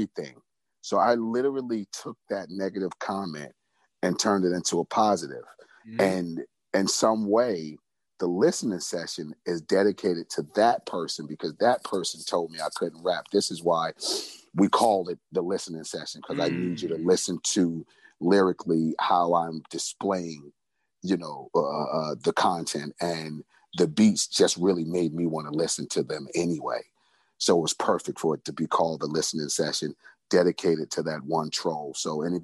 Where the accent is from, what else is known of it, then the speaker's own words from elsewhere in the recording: New York City, New York, United States; I grew up in Brownsville, Brooklyn